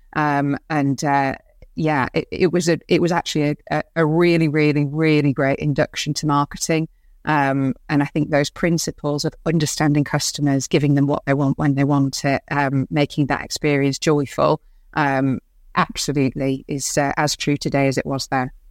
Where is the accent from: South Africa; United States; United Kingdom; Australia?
United Kingdom; Bradford, Yorkshire and the Humber; moved away as an adult; I grew up in Bradford